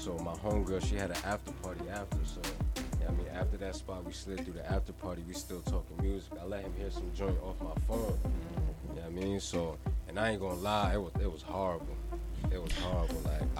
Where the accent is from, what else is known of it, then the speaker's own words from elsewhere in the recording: Spring Valley, New York, United States; also born or lived in Nyack, New York; born in Nyack, born and raised in Spring Valley.